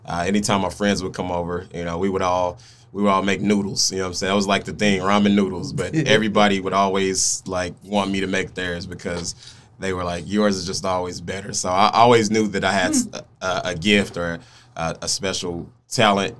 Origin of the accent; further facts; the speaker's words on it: Oklahoma City, Oklahoma, United States; also born or lived in Spencer, Oklahoma; I am originally from Oklahoma City, Oklahoma, born and raised on the east side.